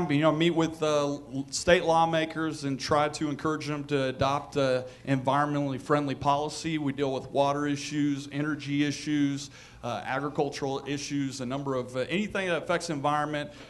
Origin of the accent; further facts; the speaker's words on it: Tonganoxie, Kansas, United States; I'm from Tonganoxie, Kansas, and I cruise down here to be with y'all.